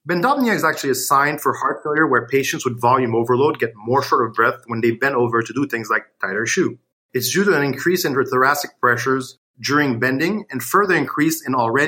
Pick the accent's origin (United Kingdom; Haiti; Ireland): Haiti; Port-au-Prince; moved away as an adult; also born or lived in Syria / Dominican Republic / Miami; now in Boston, United States; I'm originally from Syria, born and raised in Port-au-Prince, Haiti.